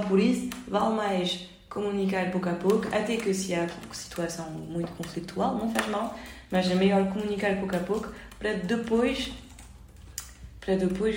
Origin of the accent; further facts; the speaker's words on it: France; moved away as an adult; now in Lisbon, Portugal; enquanto somos franceses